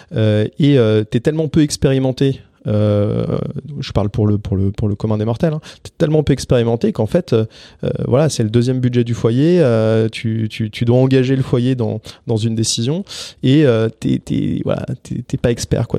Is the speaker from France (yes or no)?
yes; France; also born or lived in Paris; on est français mais en plus on habite vraiment littéralement à 100 mètres l'un de l'autre dans Paris